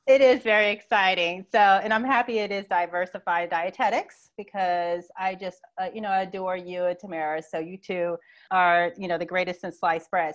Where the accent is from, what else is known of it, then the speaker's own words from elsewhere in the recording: Phoenix, Arizona, United States; moved away as an adult; also born or lived in New York; now in Atlanta, United States; I grew up in Phoenix, Arizona in the Southwest all my life